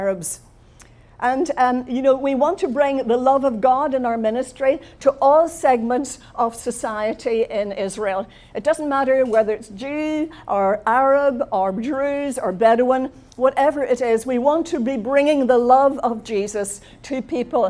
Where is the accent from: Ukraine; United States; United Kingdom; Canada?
United Kingdom; Belfast, Northern Ireland; also born or lived in London; I come from Belfast in Northern Ireland. I left Northern Ireland to go to London on promotion when I was in my 20s.